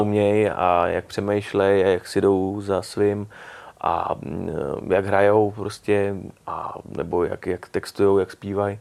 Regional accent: Prague, Czechia; já jsem ze Strašnic mm. a tam byl kulturní dům barikádníků, mm. takže tam mm. jsem to měl vlastně jakoby kousek

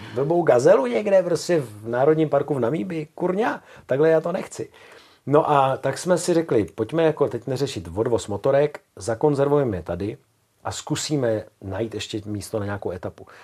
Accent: Czechia; My třeba jako Češi

